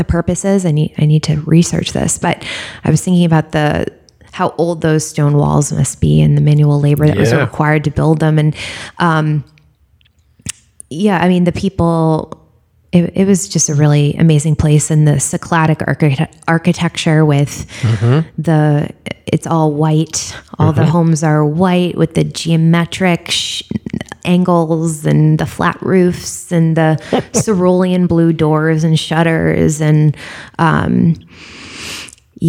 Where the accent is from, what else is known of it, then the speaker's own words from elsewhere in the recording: Northeast, United States; I'm from the Northeast